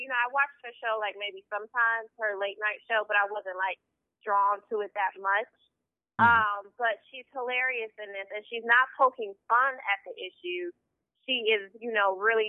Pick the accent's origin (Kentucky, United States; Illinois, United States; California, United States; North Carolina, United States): Illinois, United States; Chicago; I'm from Chicago, born and raised